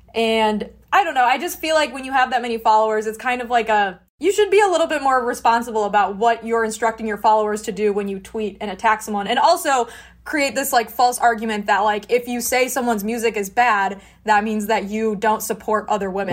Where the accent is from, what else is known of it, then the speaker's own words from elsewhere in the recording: suburbs of Chicago, Illinois, United States; also born or lived in Pittsburgh; I am from the suburbs of Chicago